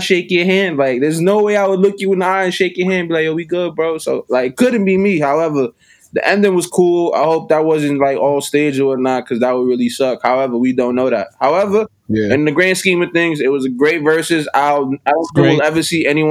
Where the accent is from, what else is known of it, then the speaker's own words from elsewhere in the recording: New York City, New York, United States; Born and raised in Uptown, East Harlem, El Barrio to be exact